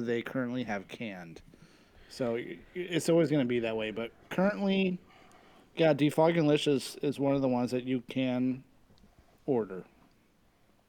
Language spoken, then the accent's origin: English; Ceres, California, United States; our friends in Ceres, California at Blaker Brewing, my hometown brewer